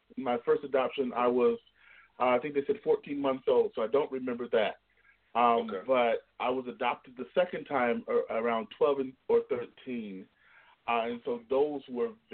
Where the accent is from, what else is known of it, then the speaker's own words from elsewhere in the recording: Southwest Michigan, United States; moved away as an adult; also born or lived in Indiana / Chicago / North Carolina / South Carolina; now in Columbus, United States; born and raised in the Midwest. I'm from Michigan originally, Southwest Michigan